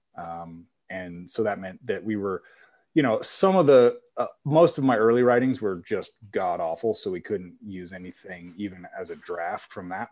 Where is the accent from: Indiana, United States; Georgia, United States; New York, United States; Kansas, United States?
Kansas, United States; moved away as an adult; also born or lived in Iowa; I'm from Kansas, but went to Iowa State